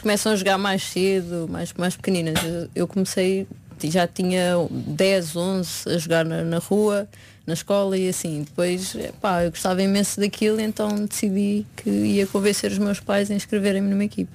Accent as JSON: {"language": "Portuguese", "country": "Portugal", "tie": "born or raised there", "moved": "yes", "said": "comecei no Oriense, que, que, era onde eu vivia, o clube da minha terra, uh, onde os meus pais vivem ainda."}